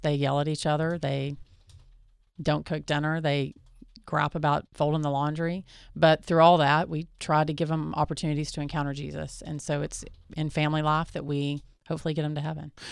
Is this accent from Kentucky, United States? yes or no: no; Texas, United States; we're from Texas